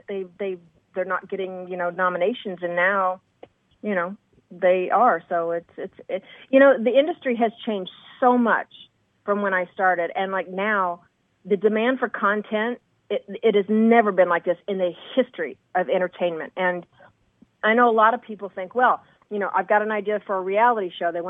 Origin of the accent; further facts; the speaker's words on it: Indiana, United States; moved away as an adult; also born or lived in New York City / Huff, Kentucky (family); now in Los Angeles, United States; I grew up in Indiana